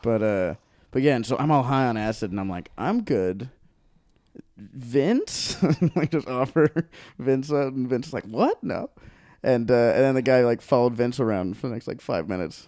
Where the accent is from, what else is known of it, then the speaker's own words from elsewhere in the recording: Hawaii, United States; moved away as an adult; also born or lived in Long Beach, California / Maui; now in Los Angeles, United States; I grew up in Hawaii